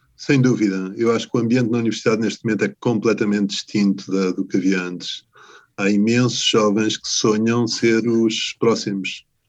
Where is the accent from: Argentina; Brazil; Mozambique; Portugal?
Portugal